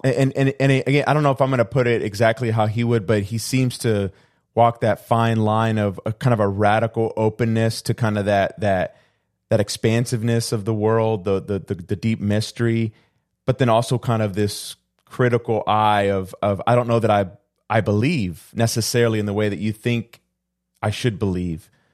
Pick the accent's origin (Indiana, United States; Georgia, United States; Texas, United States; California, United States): Texas, United States; Houston; also born or lived in Puerto Rico; I came to the United States when I was two, but we moved to Houston